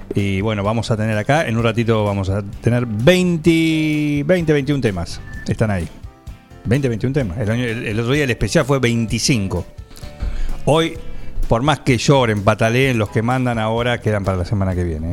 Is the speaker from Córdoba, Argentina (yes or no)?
no; Buenos Aires, Argentina; now in 9 de Julio, Argentina; pero de origen. Claro. Yo soy de Villurca. De Villurquiza